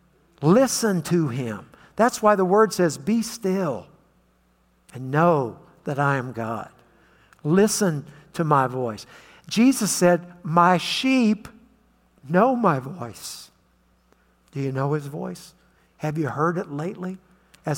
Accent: West Virginia, United States; moved away; also born or lived in Nashville, Tennessee; I grew up in West Virginia

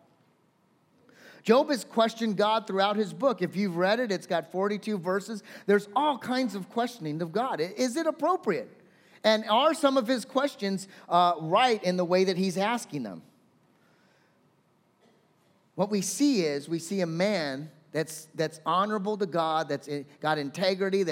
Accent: California, United States; I'm a Californian.

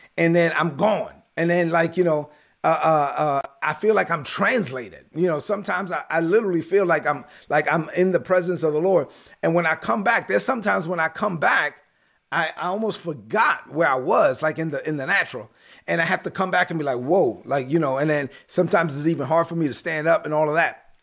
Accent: New York City, New York, United States; growing up in East New York, Brooklyn

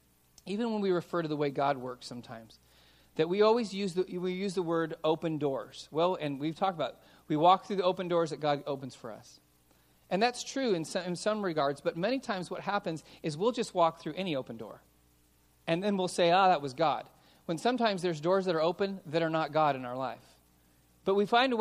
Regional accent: Los Angeles, California, United States; I grew up in San Fernando Valley.

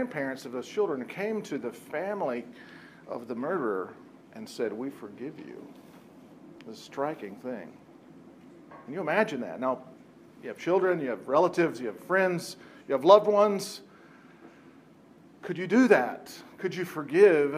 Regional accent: Lancaster County, Pennsylvania, United States; we're from Lancaster County

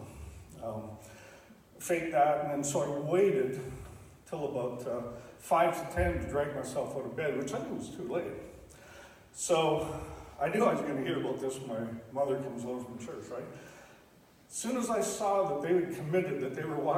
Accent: Stratford, Ontario, Canada; I grew up in Stratford, Ontario

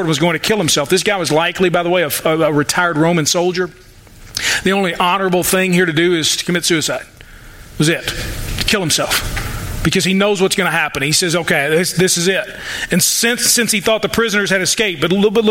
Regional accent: United States; I'm an American

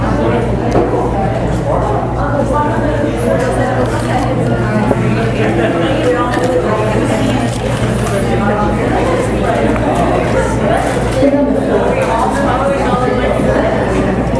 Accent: Southern, Southern United States, United States; accent: Southern; first language English; in my native tongue, in Southern, right, we use y'all for a few people or all y'all for all y'all

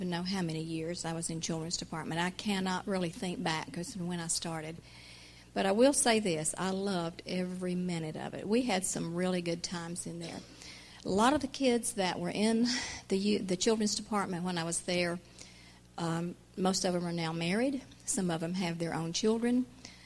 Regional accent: Oklahoma, United States; now in Rock Hill, United States; I did not grow up in Rock Hill. I grew up in Oklahoma.

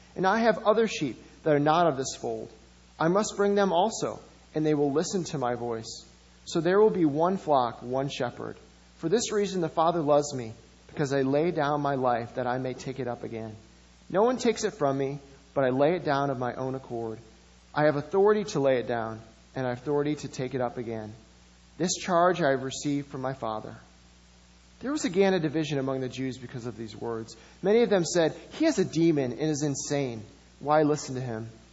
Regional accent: Madison, Wisconsin, United States; I grew up in Madison

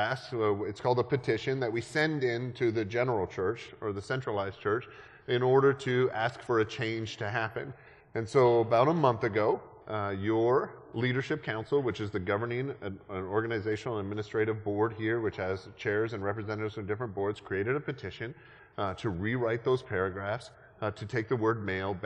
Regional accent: Canada; moved away; I grew up in Canada

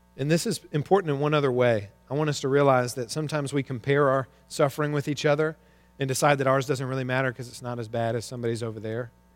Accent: Arkansas, United States; I grew up in Arkansas

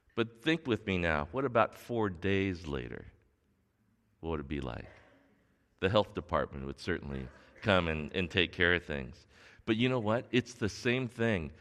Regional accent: Torrance, California, United States; grew up here in Torrance in the South Bay, and, and I grew up going to North High School.

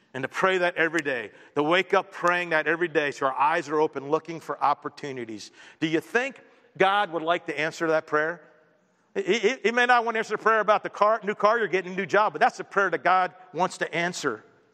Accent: Baltimore, Maryland, United States; born there; Well, I was born in Baltimore in February 4th, 1960.

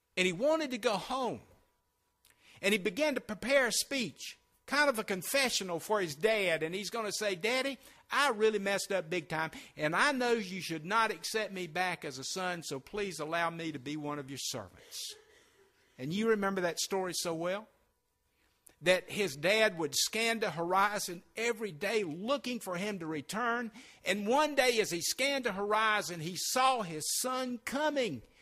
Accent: Sumter, South Carolina, United States; also born or lived in Spartanburg, South Carolina; my hometown of Sumter

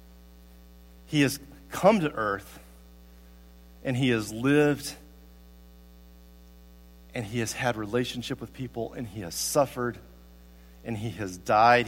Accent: Tuscaloosa, Alabama, United States; also born or lived in Guadalajara, Mexico; now in Columbia, United States; When I was growing up in Tuscaloosa, Alabama

